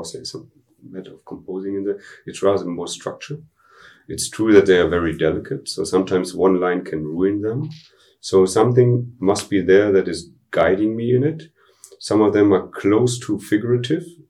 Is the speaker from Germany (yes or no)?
yes; Dortmund, North Rhine-Westphalia, Germany; English is a second language; I was born in Dortmund, which is like part of the Ruhrgebiet, I grew up really on the edge of it